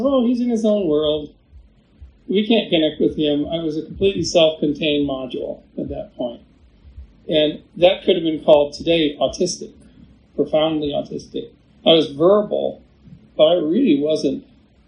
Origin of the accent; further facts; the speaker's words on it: Victoria, British Columbia, Canada; the very room that I was born in Victoria, British Columbia